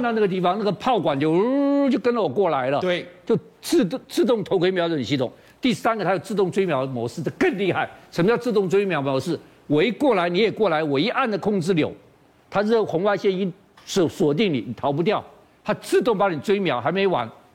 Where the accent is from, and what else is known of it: Taiwan